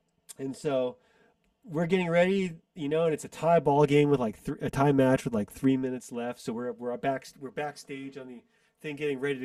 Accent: United States; I'm not Chinese, I'm American.

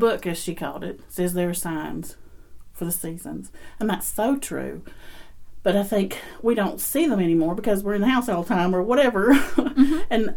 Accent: Marion, Virginia, United States; now in Rockford, Tennessee; I'm from Southwest Virginia. Well, our address was Marion, Virginia off of 81. And so that's where I grew up and I learned what I know.

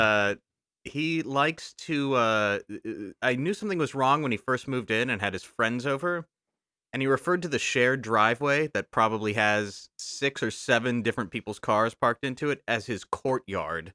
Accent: Texas, United States; moved away; I recently went back to Texas, my home state

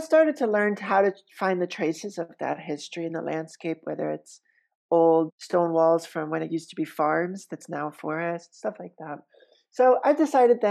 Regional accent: New York City, New York, United States; moved away as an adult; now in Roanoke, United States; a white New Yorker

